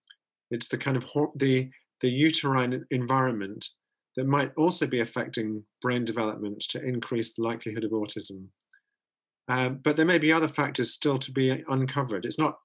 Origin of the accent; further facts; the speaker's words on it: Netherlands; English is a second language; You can hear my accent. We went to a Silicon Valley closer to home in the Netherlands, to a city called Eindhoven.